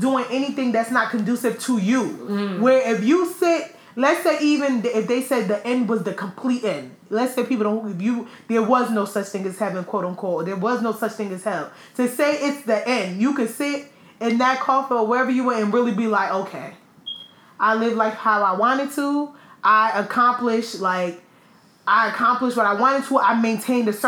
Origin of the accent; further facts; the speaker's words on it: United States; being an American